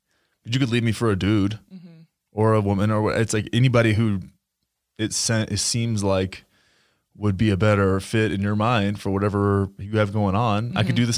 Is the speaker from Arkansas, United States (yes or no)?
no; Graham, Texas, United States; I always look back and think about like growing up in Graham, Texas, right?